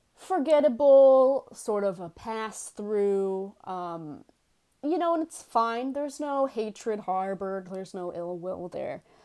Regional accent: New York City, New York, United States; accent: Bronx; I am, uh, born and bred in New York

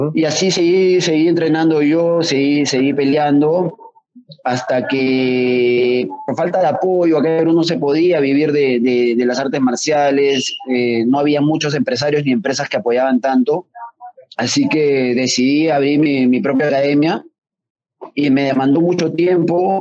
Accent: Peru; que usamos acá en Perú

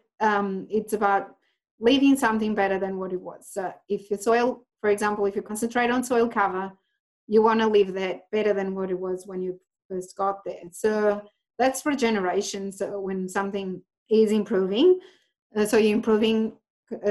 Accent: Portugal; moved away as an adult; now in Australia; I am Portuguese. I came here 12 years ago

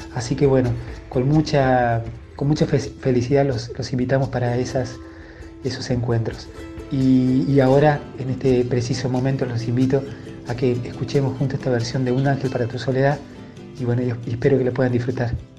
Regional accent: Concarán, San Luis, Argentina; now in Buenos Aires, Argentina; mi pueblo, con Carán, de donde, de donde soy, donde me crié

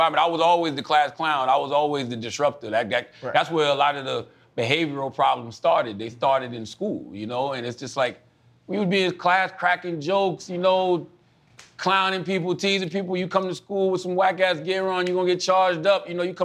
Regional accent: Moncks Corner, South Carolina, United States; Charleston, South Carolina, which is 30 minutes from my hometown, I was just talking like we talked in Monk's Corner

